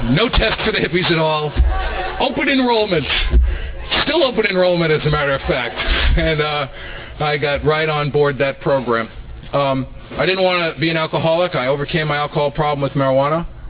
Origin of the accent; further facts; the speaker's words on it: New York City, New York, United States; now in Van Nuys, United States; I was brought up in the Bronx in New York City